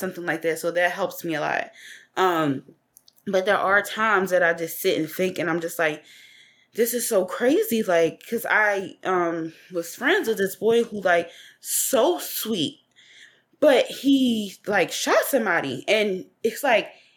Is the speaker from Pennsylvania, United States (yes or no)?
yes; Philadelphia, Pennsylvania, United States; I'm from West Philly. So the area that I grew up in, it was an area called Hilltop.